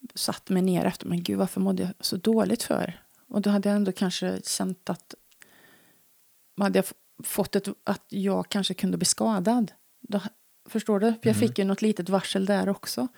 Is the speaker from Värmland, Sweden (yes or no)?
yes; Värmland, Sweden; accent: Värmland dialect; jag pratar för mycket värmländska